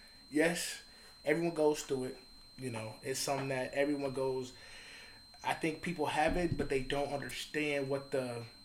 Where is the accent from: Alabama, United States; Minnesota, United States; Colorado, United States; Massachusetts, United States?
Alabama, United States; now in Seattle, United States; So, the first instant was to go back home to my family in Alabama.